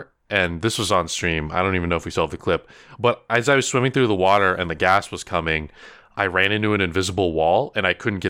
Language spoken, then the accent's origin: English; Philippines; I'm Filipino. I don't know why you would say that. You just look at me.